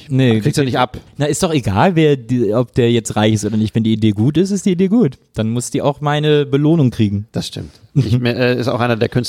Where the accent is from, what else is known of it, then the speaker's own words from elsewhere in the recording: Rhineland, Germany; moved away; komme ja eigentlich auch aus dem Rheinland.